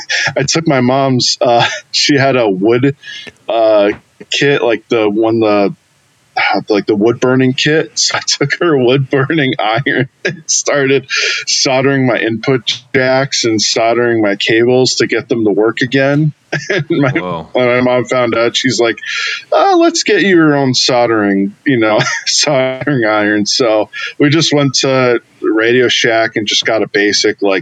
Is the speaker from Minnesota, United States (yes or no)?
no; Western Massachusetts, United States; I'm from Western Mass, the 413 area code